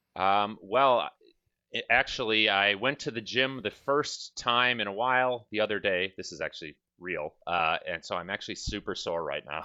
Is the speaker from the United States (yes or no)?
yes; Milwaukee, Wisconsin, United States; moved away; I'm originally from Milwaukee.